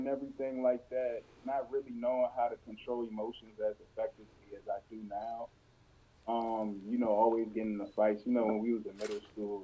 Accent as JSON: {"language": "English", "region": "Maryland", "country": "United States", "tie": "born or raised there", "also_born_or_lived": "Georgia / Baltimore, Maryland", "said": "I grew up in Atlanta for a while, too, you know, in Georgia, a small town over there, you know, and then we moved up here to Maryland when I was 12"}